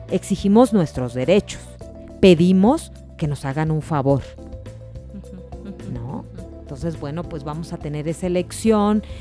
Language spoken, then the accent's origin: Spanish; Sinaloa, Mexico; now in Mexico City, Mexico; Adriana, que me conoce como buena sinaloense, pues esa frase es la aplicable en este caso.